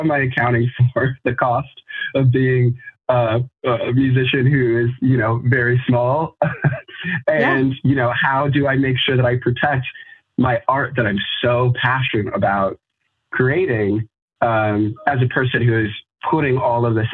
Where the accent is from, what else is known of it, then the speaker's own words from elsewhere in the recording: Colorado, United States; now in Chicago, United States; I'm originally from Colorado.